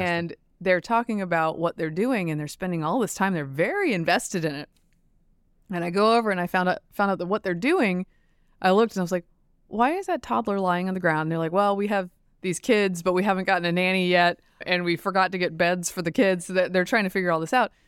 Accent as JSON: {"language": "English", "town": "Durham", "region": "North Carolina", "country": "United States", "tie": "born or raised there", "said": "my hometown"}